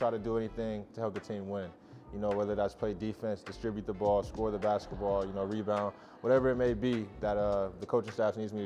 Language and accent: English; Springfield, Illinois, United States; moved away; where I grew up, I'm from Springfield, Illinois, the Midwest.